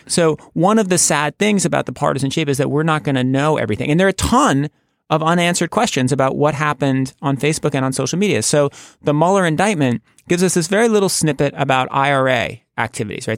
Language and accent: English; United States; as an American